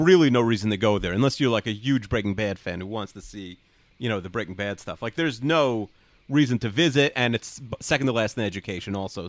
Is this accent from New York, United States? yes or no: yes; New York, United States; I'm from New York.